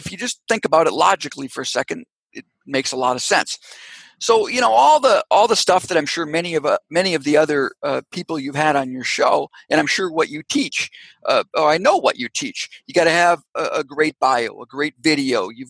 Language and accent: English; Canada; born there; Guess what? I was born in Canada. I've got uh, family members in Canada.